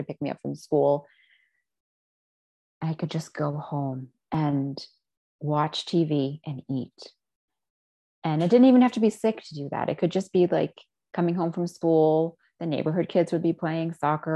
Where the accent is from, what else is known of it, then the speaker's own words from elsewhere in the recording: United States; also born or lived in Israel; My parents moved to the States after they had me. So I was a baby when I was moved here